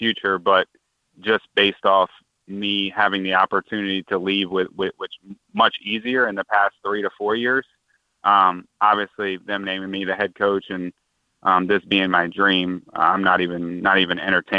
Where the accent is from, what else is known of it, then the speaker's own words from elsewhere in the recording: Prince George's County, Maryland, United States; me being from PG County, it's really important to me.